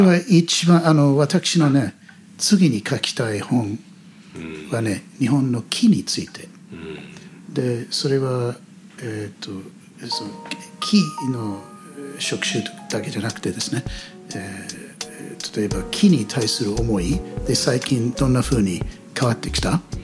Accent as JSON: {"language": "Japanese", "country": "United States", "tie": "born or raised there", "also_born_or_lived": "United Kingdom / Iya, Japan", "second_language": "Japanese", "moved": "yes", "lives_now": "Japan", "said": "子供の頃の例えばアメリカにいた頃"}